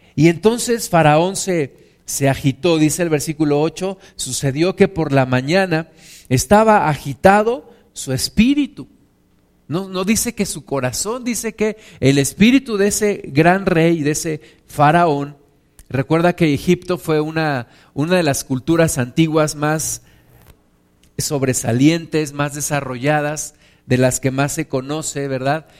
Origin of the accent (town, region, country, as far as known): Mexico